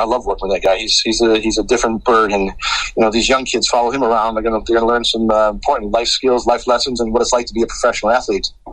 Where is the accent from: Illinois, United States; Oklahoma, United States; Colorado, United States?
Illinois, United States; Chicago; we're from Chicago, uh, born and raised